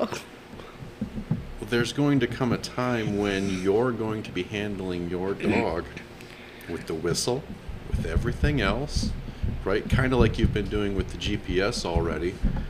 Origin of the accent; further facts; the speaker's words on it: Michigan, United States; Well, not us, because we are two guys from Michigan.